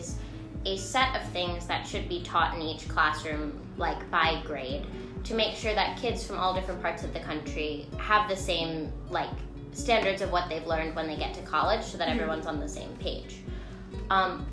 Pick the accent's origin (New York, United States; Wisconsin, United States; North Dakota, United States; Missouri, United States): New York, United States; I'm 14. I'm from New York.